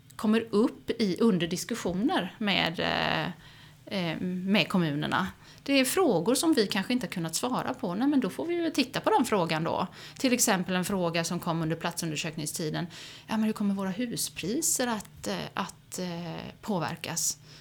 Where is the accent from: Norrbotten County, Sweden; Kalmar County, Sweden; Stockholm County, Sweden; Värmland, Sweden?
Kalmar County, Sweden; Oskarshamn; also born or lived in Swedish west coast; jag är ju född och uppvuxen i Oskarshamn